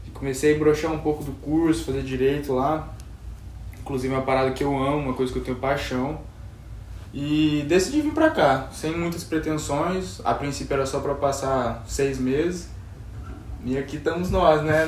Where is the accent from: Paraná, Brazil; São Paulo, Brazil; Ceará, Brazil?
São Paulo, Brazil; Bebedouro; accent: caipira; moved away as an adult; also born or lived in Frutal, Minas Gerais, Brazil; now in Miami, United States; eu sou interiorano, moro, morava no interior de São Paulo